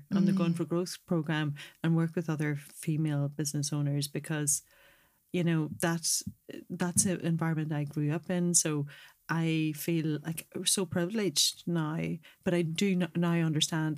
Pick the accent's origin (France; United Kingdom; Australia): United Kingdom; Northern Ireland; also born or lived in Dublin; we grew up in the Troubles in Northern Ireland